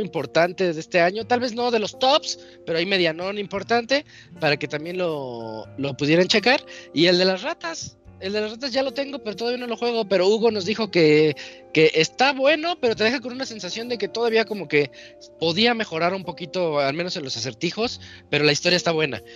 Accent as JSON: {"language": "Spanish", "country": "Mexico", "said": "como mexicano"}